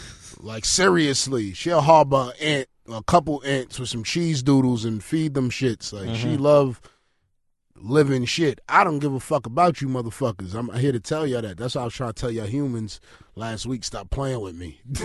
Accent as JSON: {"language": "English", "town": "New York City", "region": "New York", "country": "United States", "tie": "born or raised there", "also_born_or_lived": "Honduras", "said": "I grew up in East New York."}